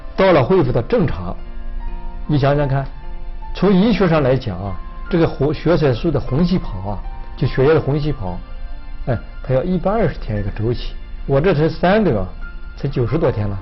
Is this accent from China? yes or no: yes; China; moved away; 我们曾经在国内啊，去了很多地方